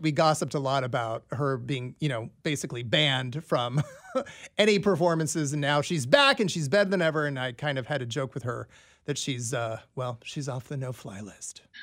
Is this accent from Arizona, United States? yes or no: no; Des Moines, Iowa, United States; now in Kansas City, United States; my hometown of Des Moines